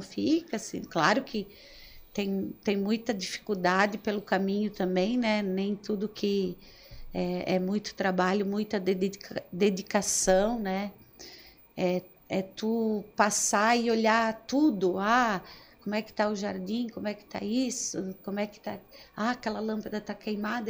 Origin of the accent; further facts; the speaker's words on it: Nova Veneza, Santa Catarina, Brazil; eu nasci é, no Caravaggio